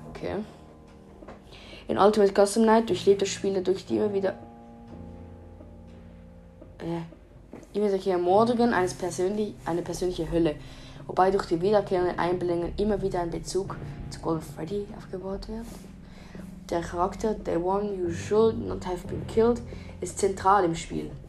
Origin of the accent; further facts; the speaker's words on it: Switzerland; Ich bin Schweizer. Falls ihr es noch nicht gemerkt habt.